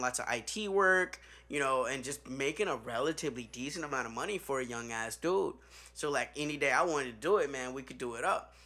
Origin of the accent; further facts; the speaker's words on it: Chicago, Illinois, United States; I'm from Chicago.